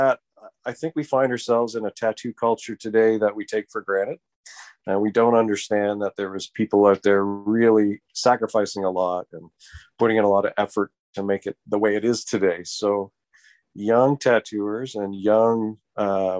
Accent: Canada; as Canadian, in the Canadian tattoo community

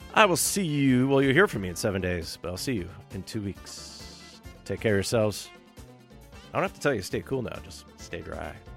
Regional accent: New York, United States; accent: New York; my New York accent

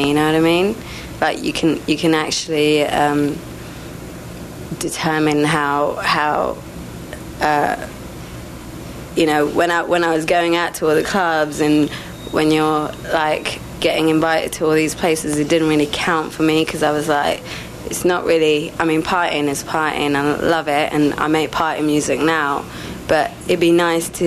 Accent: England, United Kingdom; also born or lived in Sri Lanka; I left Sri Lanka and settled in England

